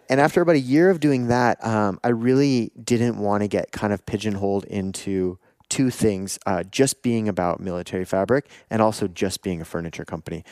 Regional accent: Canada; also born or lived in Taiwan; I'm from Canada

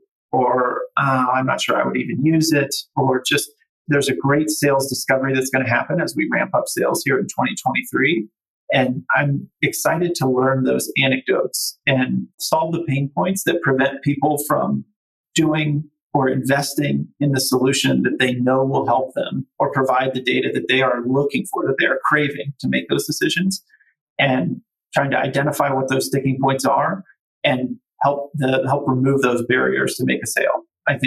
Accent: Cincinnati, Ohio, United States; moved away as an adult; also born or lived in Austin, Texas; it was in my hometown, right, where I grew up

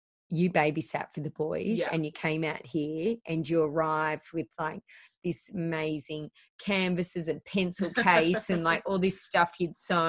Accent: Penrith, New South Wales, Australia; We just live in Weston. We're just from Penrith.

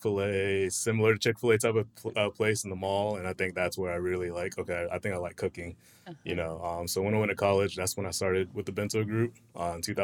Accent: Winter Haven, Florida, United States; I grew up in, born and raised in Florida. Mm-hmm. Winter Haven's about an hour away near Legoland

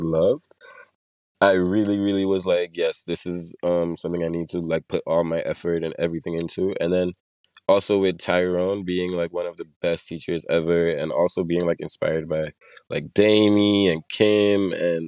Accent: Sint Maarten; also born or lived in Curaçao; I was born in Curacao, but I was raised in Sint Maarten

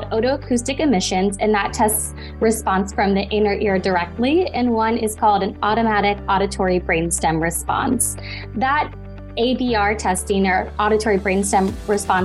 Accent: Midwest, United States; moved away as an adult; also born or lived in Southern California; now in Los Angeles, United States; I grew up in the Midwest and have been out in Southern California for the last 5 years.

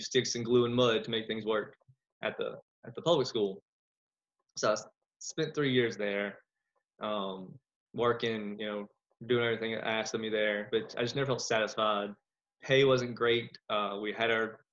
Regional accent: South Louisiana, United States; I was born and raised in South Louisiana

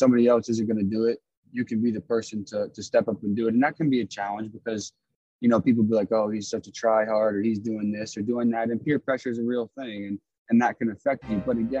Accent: Wooster, Ohio, United States; You know, I'm originally from Worcester, Ohio. Just about an hour and a half north of Columbus.

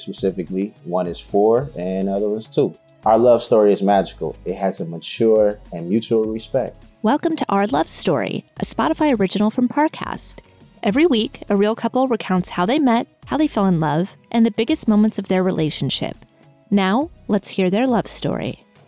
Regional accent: Detroit, Michigan, United States; I'm from the west side of the best city in the planet, Detroit, Michigan.

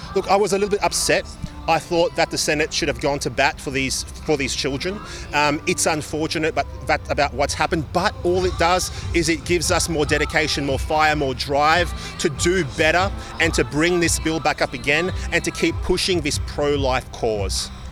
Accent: Victoria, Australia; in my home state of Victoria

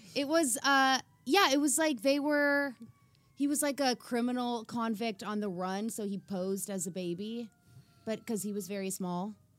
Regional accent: South Africa; now in United States; we all went to South Africa and did a singing tour in my home country

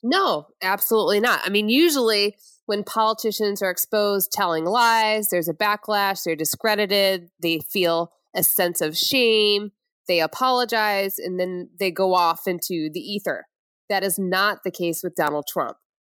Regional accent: Flint, Michigan, United States; moved away; I'm from Flint, Michigan, outside of there.

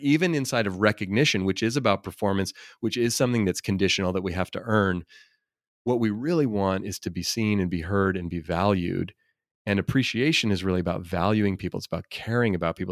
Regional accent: Oakland, California, United States; I grew up in Oakland, California, and very diverse environment

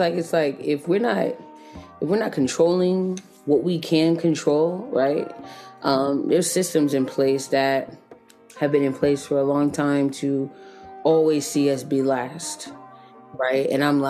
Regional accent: Jonesboro, Georgia, United States; now in Atlanta, United States; So yeah, that's where I'm from. I was raised in Jonesboro, Georgia, just south of Atlanta.

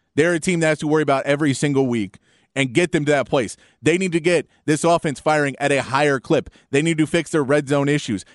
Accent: Austin, Texas, United States; also born or lived in San Antonio, Texas; I was born in San Antonio, and m, my family moved back to Austin when I was, like, one, I think, one or two

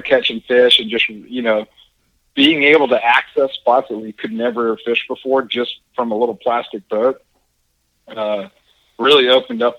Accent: North Alabama, United States; moved away as an adult; also born or lived in Huntington Beach, California; I grew up in North Alabama, and the Tennessee River Pickwick Lake was in my backyard

